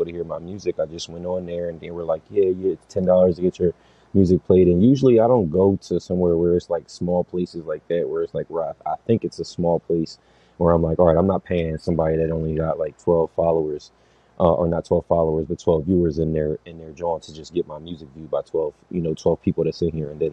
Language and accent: English; Darby, Pennsylvania, United States; I live in Darby. I'm from Darby.